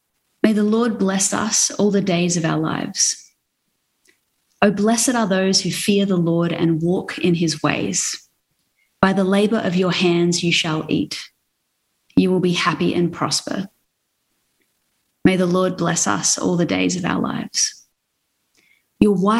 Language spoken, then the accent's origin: English; South Australia, Australia; moved away as an adult; now in Brisbane, Australia; I'm from South Australia, but I've lived in Brisbane for about 5 years now